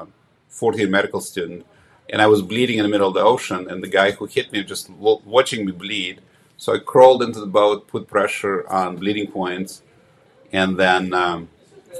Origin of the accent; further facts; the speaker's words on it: Ukraine; moved away; I was born in Ukraine about 100 miles south of Kiev